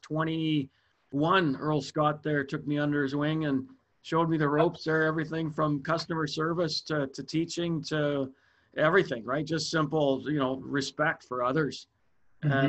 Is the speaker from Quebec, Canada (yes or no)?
no; Saskatoon, Saskatchewan, Canada; When I was growing up in Saskatoon and got into the golf industry